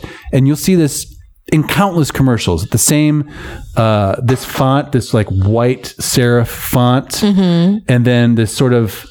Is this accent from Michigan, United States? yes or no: yes; Michigan, United States; Michigan product, by the way, my home state.